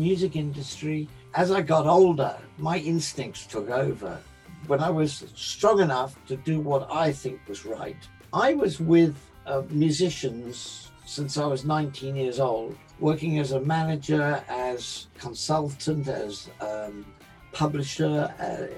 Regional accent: London, United Kingdom; Being an English boy that didn't really have in London the sort of thing they were having down in the South

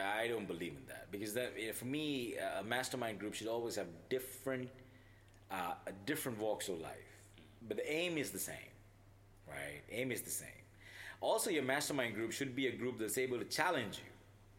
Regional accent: China; English is a second language; this place in my hometown. Where, you know, I think it's also common, very common in China.

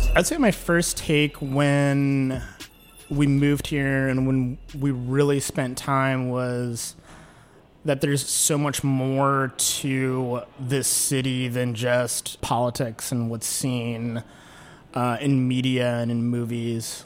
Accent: Kansas City, Missouri, United States; moved away as an adult; also born or lived in Santa Cruz, California / Roanoke, Virginia; now in Washington, D.C., United States; grew up in Kansas City

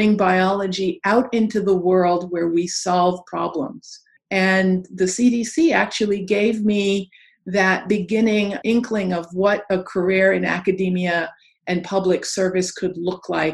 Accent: New York City, New York, United States; growing up in Queens Village, New York

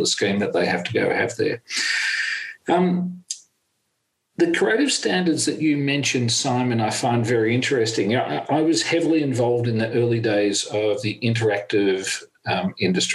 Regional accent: Australia; as an Australian

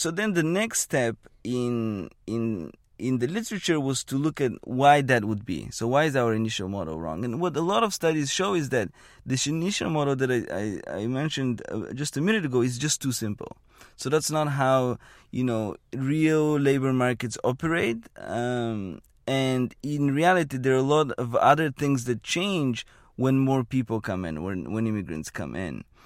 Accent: Bulgaria; moved away as an adult; now in Bay Area, United States; I was born and raised in Bulgaria, and I had not left Bulgaria until I was maybe eighteen, seventeen or eighteen.

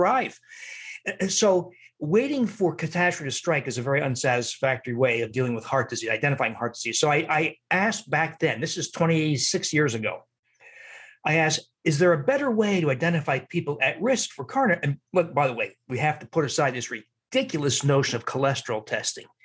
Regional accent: New Jersey, United States; also born or lived in Wisconsin; now in Milwaukee, United States; I'm from New Jersey, I was living in Wisconsin

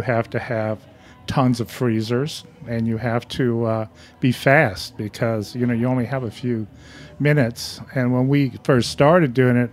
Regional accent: Lacombe, Louisiana, United States; moved away; I grew up across the lake from New Orleans, a little town called Bayou Lacombe.

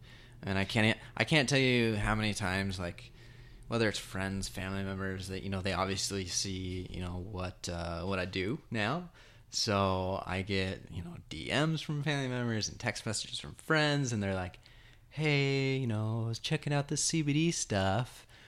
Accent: Nevada, United States; We're not from Arizona. Nevada.

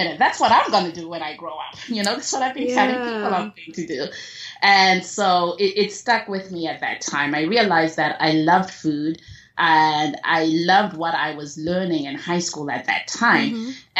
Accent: Zimbabwe; I was born and raised in Zimbabwe

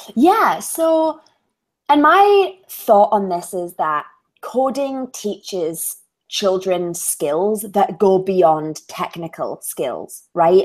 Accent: Edinburgh, Scotland, United Kingdom; accent: Scottish; I was born in Scotland, raised in Scotland

